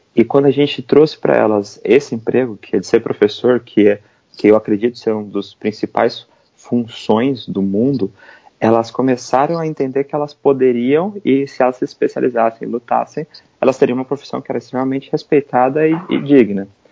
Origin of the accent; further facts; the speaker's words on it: São Paulo, Brazil; moved away as an adult; now in New York, United States; eu sou brasileiro, eu morava no, em São Paulo e eu me mudei para os Estados Unidos